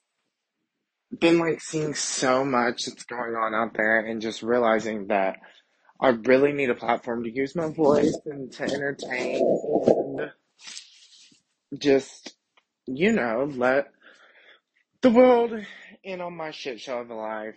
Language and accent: English; Kentucky, United States; moved away as an adult; also born or lived in Dallas, Texas; I'm from Kentucky, born and raised